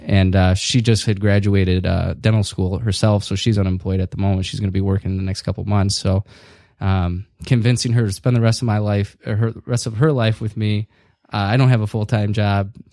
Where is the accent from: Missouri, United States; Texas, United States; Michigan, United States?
Michigan, United States; Northville; also born or lived in Chicago; I needed to move back more close to home where I grew up in Northville.